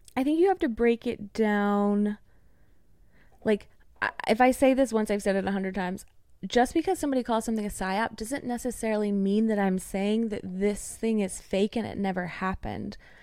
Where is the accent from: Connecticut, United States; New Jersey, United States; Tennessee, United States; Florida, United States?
Tennessee, United States; East; moved away as an adult; now in Nashville, United States; I currently live in Nashville, so that would be about three to four hours away from me, but I grew up in East Tennessee